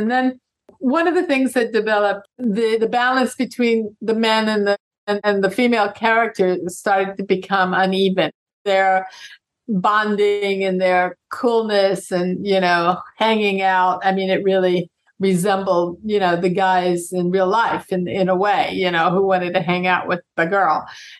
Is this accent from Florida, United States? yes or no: no; Indiana, United States; also born or lived in Monterey, California / New York; I grew up in Indiana and then California, Monterey, and then New York.